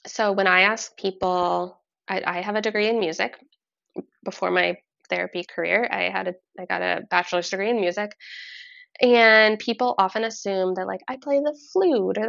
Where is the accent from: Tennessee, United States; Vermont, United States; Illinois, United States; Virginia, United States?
Vermont, United States; I'm from Vermont. We actually grew up in really similar locations in Vermont, born in the same hospital, same area.